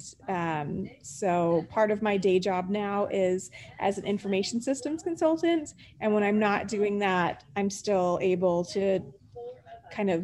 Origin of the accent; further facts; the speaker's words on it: Canada; moved away as an adult; also born or lived in England; now in United States; I grew up in Canada